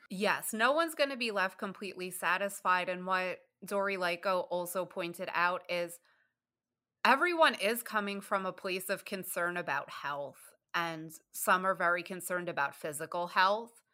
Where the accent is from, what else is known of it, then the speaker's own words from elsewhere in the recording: New York City, New York, United States; moved away as an adult; now in Michigan, United States; I'm from the Bronx, New York, and I lived in New York State until 2012. Then I moved to Michigan